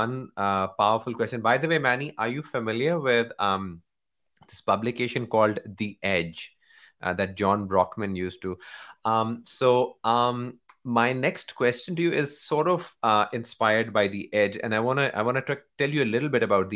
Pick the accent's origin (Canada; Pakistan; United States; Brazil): Pakistan; I'm from Pakistan